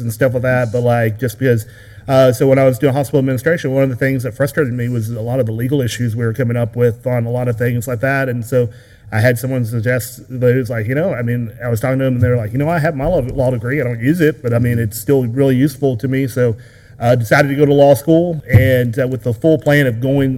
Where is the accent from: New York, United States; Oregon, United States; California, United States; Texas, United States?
Texas, United States; Abilene; also born or lived in Galveston, Texas; now in Athens, United States; I grew up in Abilene, Texas, and my family goes pretty far back there